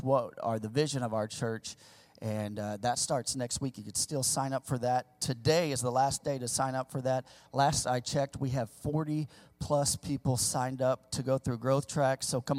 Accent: the Ozarks, Missouri, United States; moved away; also born or lived in California; I grew up in my formidable years, my elementary years. I grew up in Missouri, in kind of the sticks of Missouri, the Ozarks. I'm an old Ozark boy

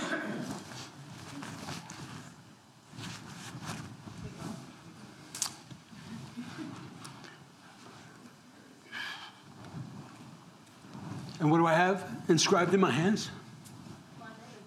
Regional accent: New York, United States; I'm from New York

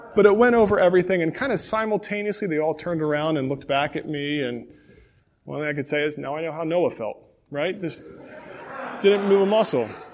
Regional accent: Pontiac, Michigan, United States; I was born in Pontiac, Michigan, and for a few years I lived with my grandparents

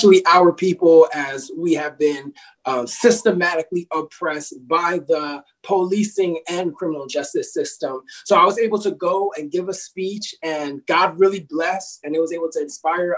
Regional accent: New Jersey, United States; I was born in the great state of New Jersey

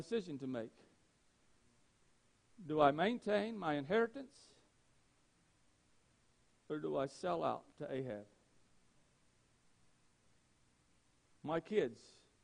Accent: Gaston County, North Carolina, United States; I grew up in Gaston County, and in Gaston County, North Carolina, what I watched as I grew up

